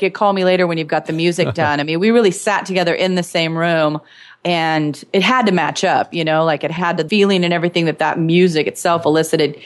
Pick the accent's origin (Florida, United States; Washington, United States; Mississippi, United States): Washington, United States; Eastern Washington State, United States; moved away; I was from Eastern Washington State.